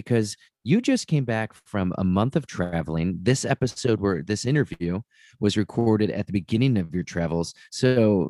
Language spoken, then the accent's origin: English; Cleveland, Ohio, United States; I'm from Northeast Ohio, up in the Cleveland area.